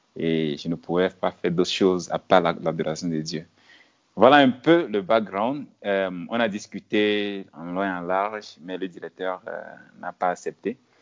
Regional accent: village 100 km from Lomé, Plateaux, Togo; moved away as an adult; also born or lived in Kpalimé, Togo / Senegal / New York, United States; now in Addis Ababa, Ethiopia; Je suis né dans, dans un village qui est à 100 km de Lomé. Lomé, c'est la capitale du Togo. Je suis togolais. Et c'est dans ce village de, disons, 500 habitants environ. Oui, 500 habitants environ. C'est là où j'ai fait mes, le primaire

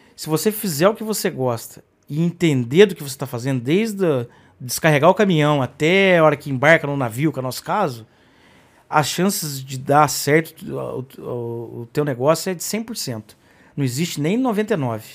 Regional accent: Brazil; eu fui criado também, talvez como brasileiro

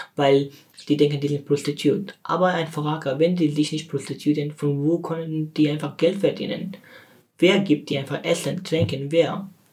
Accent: Afghanistan; German is a second language; now in Germany; ich bin von Afghanistan geflüchtet nach Deutschland

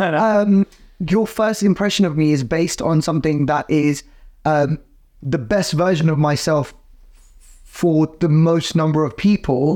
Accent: United Kingdom; we as British Asians

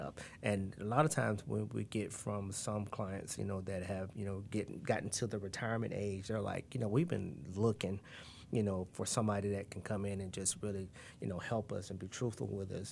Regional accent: Tampa, Florida, United States; also born or lived in Gainesville, Florida; we're from Tampa, Florida, and moving to Gainesville, Florida during 1986

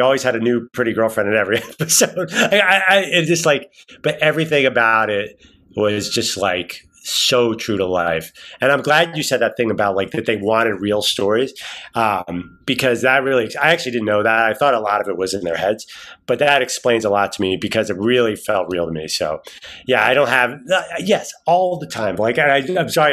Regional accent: Philadelphia, Pennsylvania, United States; now in New York, United States; I come from Philadelphia, which is Angelo Cataldi territory

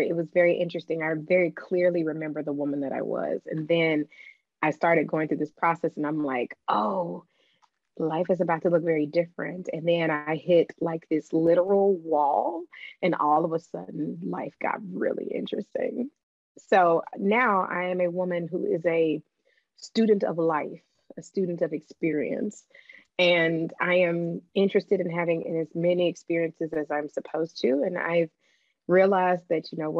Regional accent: the South, United States; I am from the South

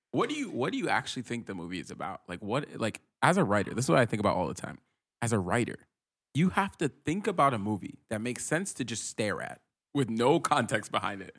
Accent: Rhode Island, United States; moved away as an adult; now in San Francisco, United States; I grew up in Rhode Island

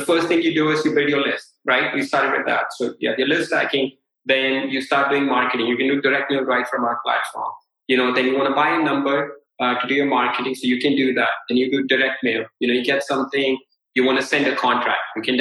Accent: India; I'm a brown guy. I'm from India.

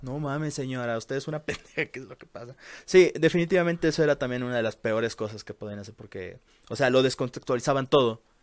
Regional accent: Veracruz, Mexico; moved away; también en Veracruz, este, también fue más o menos lo mismo. Por ejemplo, en mi pueblo, es un lugar muy pequeño de por sí

